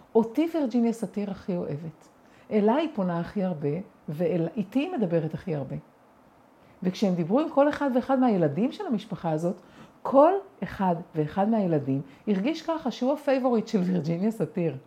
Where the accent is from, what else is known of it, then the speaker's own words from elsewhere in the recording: Israel; אני גדלתי בקיבוץ